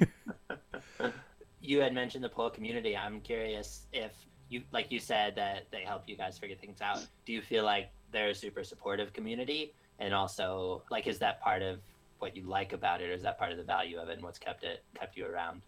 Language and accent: English; upstate New York, United States; born or raised there